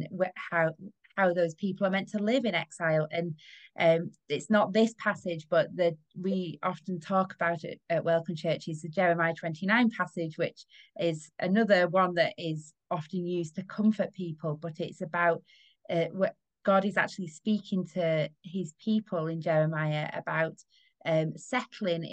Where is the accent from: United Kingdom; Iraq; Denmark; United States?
United Kingdom; we as British people